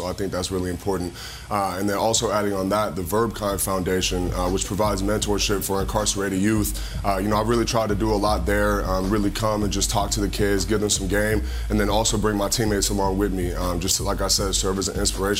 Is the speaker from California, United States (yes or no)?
yes; California, United States; now in Florida, United States; I grew up in Cali and came straight to Florida, so I've never played in a snow game.